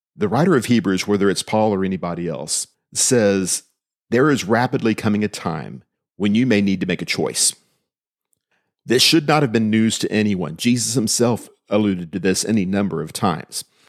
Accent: United States

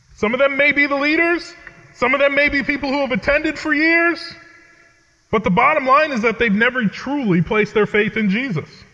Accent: Connecticut, United States; I grew up in New England, uh, in the state of Connecticut, where I currently live and serve.

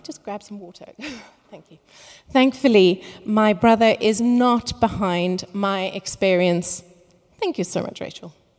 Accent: Cape Town, Western Cape, South Africa; moved away; I am originally from Cape Town

